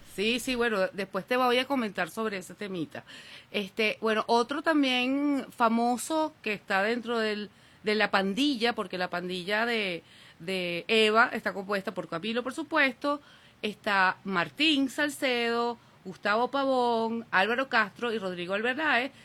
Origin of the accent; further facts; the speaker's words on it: Venezuela; soy de Venezuela